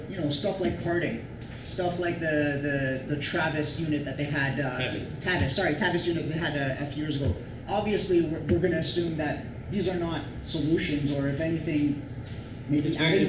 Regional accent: Toronto, Ontario, Canada; as a Torontonian, as a Canadian citizen

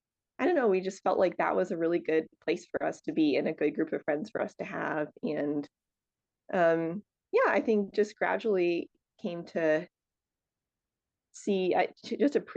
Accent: Connecticut, United States; moved away as an adult; also born or lived in Pennsylvania / Bogota, Colombia; I grew up in Connecticut, then I went to undergrad in Pennsylvania at a school called Messiah College, which is a Christian school.

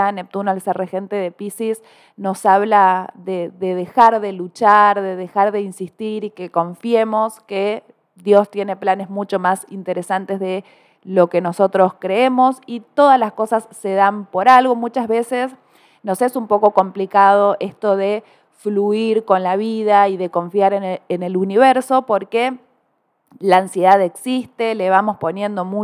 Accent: Córdoba, Argentina; born there; No se me nota la tonada porque nací en el interior de Córdoba, pero aquí vivo en esta bellísima ciudad

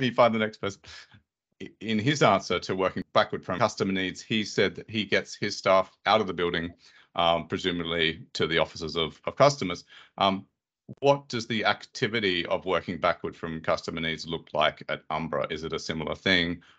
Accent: Australia; where I'm from in Australia

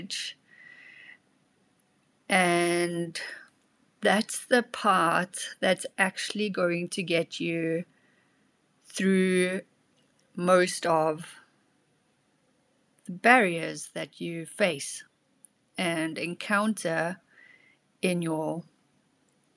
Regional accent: South Africa; now in Germany; My second language is German and also Afrikaans because I come from South Africa

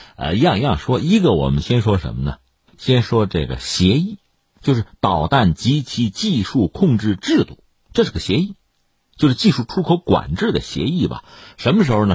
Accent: China; 我们中国人

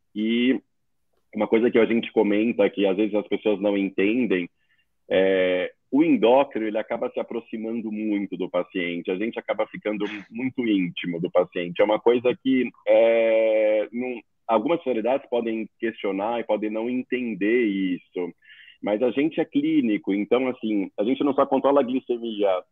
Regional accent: São Paulo, Brazil; sou daqui de São Paulo

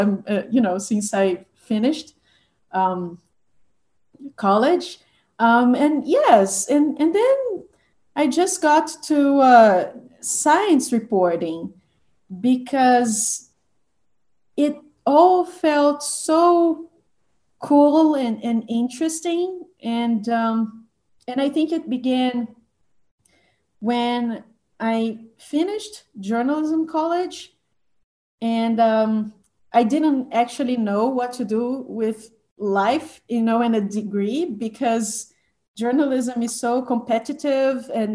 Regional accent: Belo Horizonte, Minas Gerais, Brazil; I went to college in Belo Horizonte, my hometown

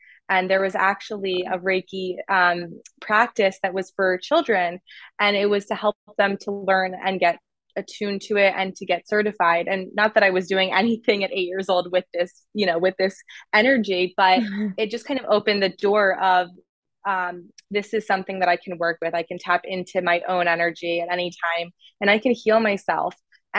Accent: New York City, New York, United States; moved away as an adult; I kind of tied my identity around being a New Yorker.

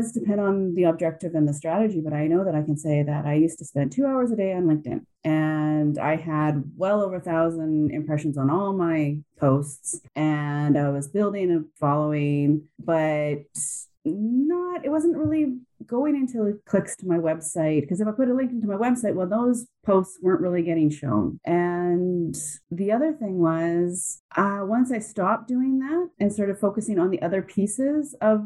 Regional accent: Canada; I'm Canadian

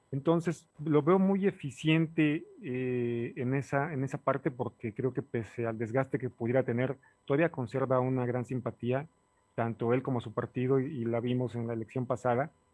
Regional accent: Puebla, Mexico; como ciudadano poblano

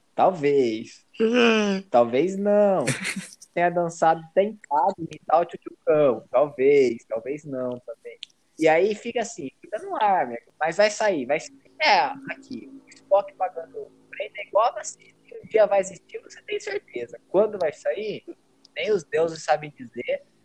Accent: Brazil; Eu, como um bom brasileiro

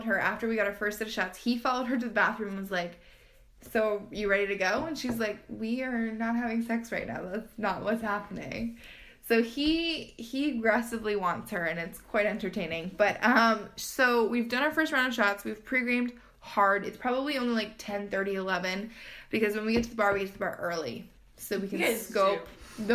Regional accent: Canada; we're from Canada.

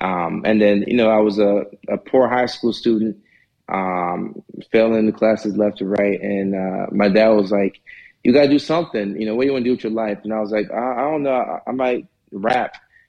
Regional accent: Nashville, Tennessee, United States; also born or lived in Ghana / Norway / Atlanta; So I was born in Ghana and then left when I was one. You know, we moved to Norway, you know, which is another small country in Europe. So we're there for about 5-6 years. And after that, we moved to Nashville, Tennessee.

